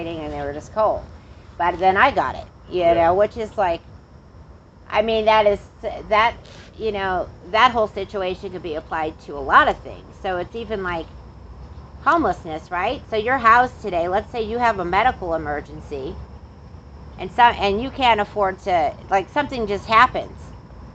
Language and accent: English; near Chicago, Illinois, United States; I grew up around diversity and culture and some nice stuff when I was growing up near Chicago